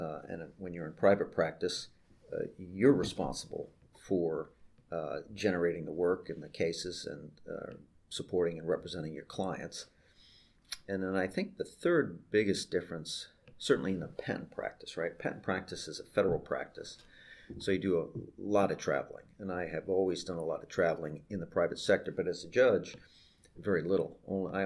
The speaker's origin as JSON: {"language": "English", "region": "New York", "country": "United States", "tie": "born or raised there", "also_born_or_lived": "Alexandria, Virginia", "moved": "as an adult", "said": "I grew up and worked in New York for all of my life"}